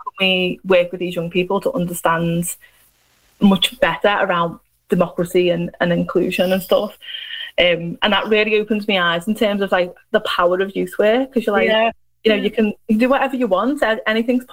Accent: Liverpool, North West England, United Kingdom; I'm from Liverpool, as you can tell

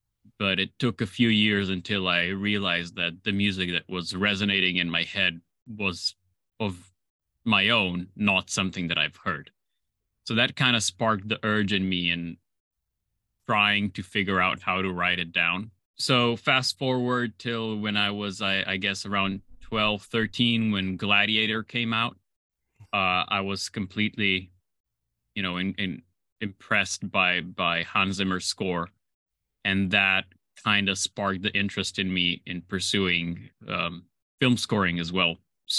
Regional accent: Slovenia; So I was born and raised in Slovenia. It's a small chicken-shaped country bordering Italy, Austria, Croatia, and Hungary.

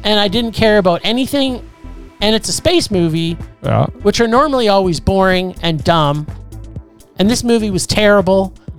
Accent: Canada; I'm Canadian

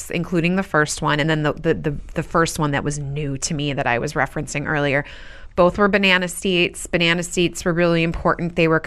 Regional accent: Albuquerque, New Mexico, United States; our neighborhood was where I grew up in Albuquerque, New Mexico

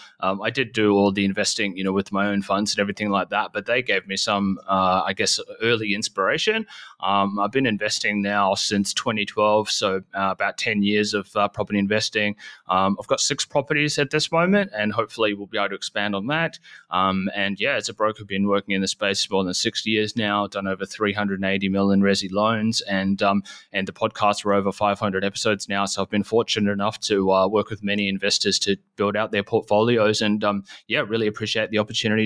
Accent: New Zealand; moved away; I'm actually from New Zealand initially.

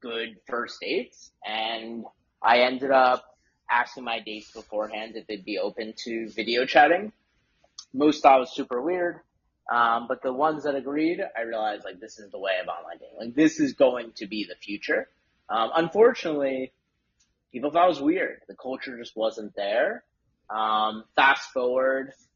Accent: Westchester, New York, United States; also born or lived in Syracuse, New York; I grew up in Westchester, New York

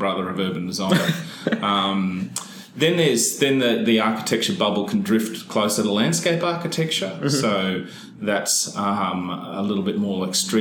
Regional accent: Hervey Bay, Queensland, Australia; also born or lived in Brisbane; I grew up in Hervey Bay in North Queensland, so quite near Fraser Island.

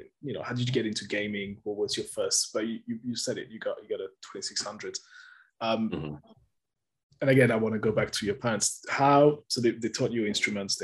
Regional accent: France; I grew up in France

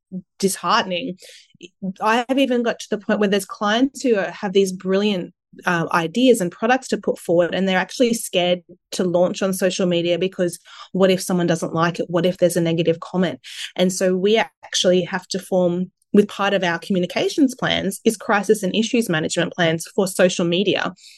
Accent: Sunshine Coast, Queensland, Australia; also born or lived in Adelaide; I was born in Adelaide, and I moved to the Sunshine Coast when I was only, you know, three years old, I think. And I did all my schooling on the coast

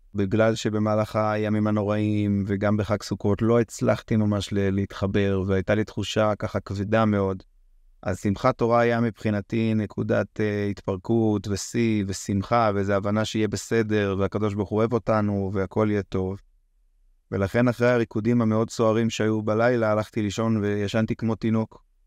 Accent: Israel; גדלתי ככה, כישראלי חופשי וגאה

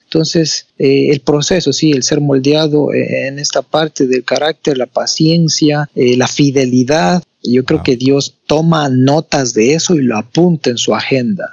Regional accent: Ecuador; Soy de Ecuador, más no me encuentro ahora en mi país, estoy fuera del país, estoy en Boston ahora

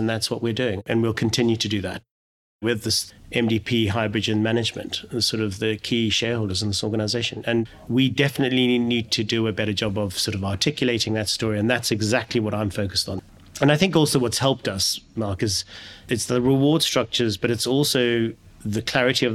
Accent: South Africa; moved away; I'm originally from South Africa

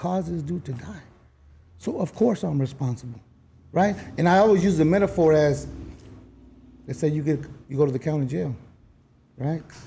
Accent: Los Angeles, California, United States; also born or lived in South Central, Los Angeles; I used to be from Hickory.

